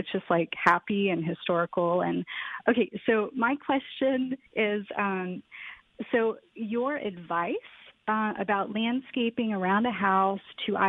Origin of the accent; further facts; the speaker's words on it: Virginia, United States; also born or lived in Tennessee / California; I grew up in Virginia and Tennessee, lived in California for 10 years. I've lived all over the place.